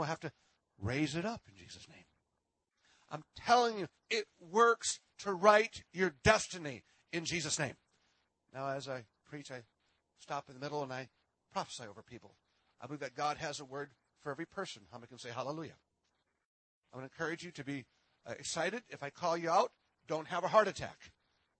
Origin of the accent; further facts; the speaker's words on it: Minnesota, United States; I am from Minnesota.